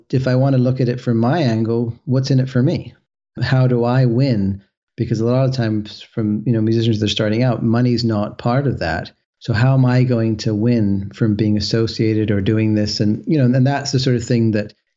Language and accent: English; west coast of Canada, Canada; I'm from the West Coast of Canada